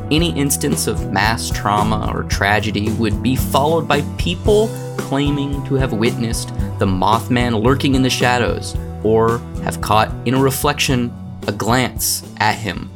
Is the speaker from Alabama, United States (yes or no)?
no; Arizona, United States; I'm from Arizona.